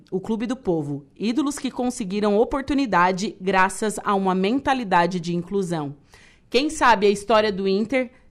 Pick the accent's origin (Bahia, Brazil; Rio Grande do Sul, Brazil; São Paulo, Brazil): Rio Grande do Sul, Brazil; Torres; Sou de Torres. É, de Torres.